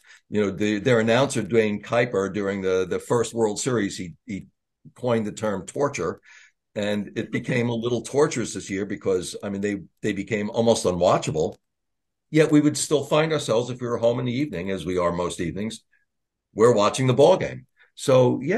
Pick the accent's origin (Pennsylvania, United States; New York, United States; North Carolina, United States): New York, United States; Long Island; I'm from Long Island